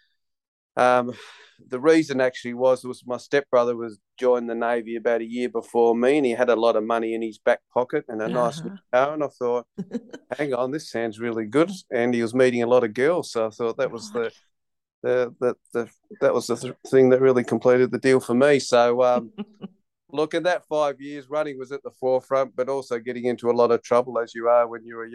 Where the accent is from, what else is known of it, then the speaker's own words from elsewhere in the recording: Western Australia, Australia; also born or lived in Tasmania; I was born in Tassie, and then with my mother, we moved over to West Australia early on in my life.